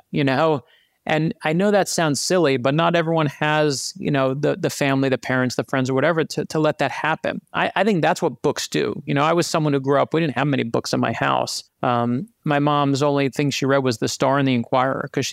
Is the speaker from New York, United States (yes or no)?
yes; New York City, New York, United States; growing up in Brooklyn, New York, which is where I actually grew up